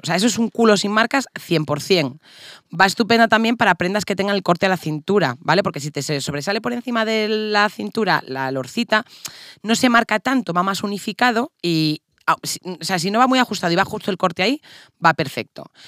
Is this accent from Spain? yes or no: yes; Castile, Spain; somos castellanas